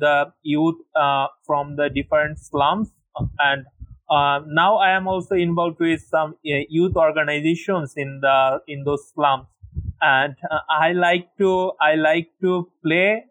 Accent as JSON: {"language": "English", "country": "Bangladesh", "said": "I'm from Bangladesh"}